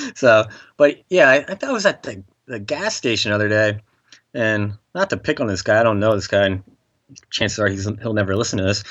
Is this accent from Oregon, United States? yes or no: no; Nazareth, Pennsylvania, United States; Nazareth is my hometown